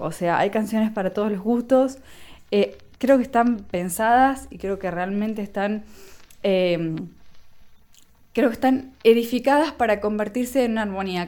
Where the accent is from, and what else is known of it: Argentina